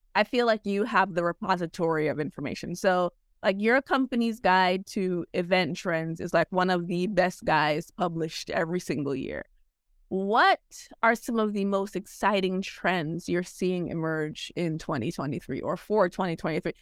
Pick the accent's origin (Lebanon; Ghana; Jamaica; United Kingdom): Jamaica; now in United States; I'm Jamaican. I was born in Jamaica.